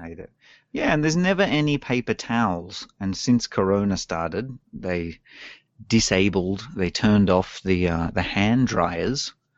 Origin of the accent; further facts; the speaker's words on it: Australia; moved away as an adult; now in Japan; I come from Australia where we drive on the left